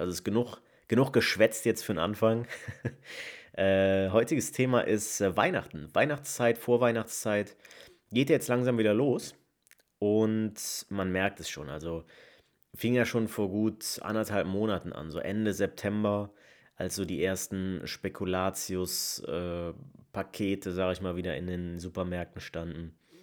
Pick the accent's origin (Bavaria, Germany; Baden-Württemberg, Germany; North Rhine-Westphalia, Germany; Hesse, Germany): North Rhine-Westphalia, Germany; Leverkusen; moved away as an adult; now in Essen, Germany; komme gebürtig aus Leverkusen, wohne aber mittlerweile schon fast zwei Jahre im Ruhrgebiet, äh, im wunderschönen Essen